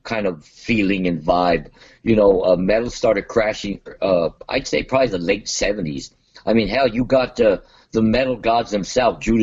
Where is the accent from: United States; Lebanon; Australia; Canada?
United States; Montebello, California; I grew up in Montebello